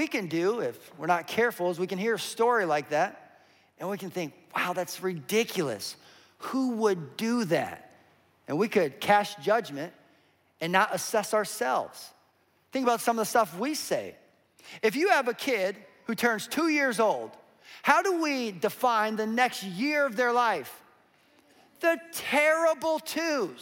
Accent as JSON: {"language": "English", "area": "Western Slope", "region": "Colorado", "country": "United States", "tie": "born or raised there", "said": "I grew up in Colorado on the western slope"}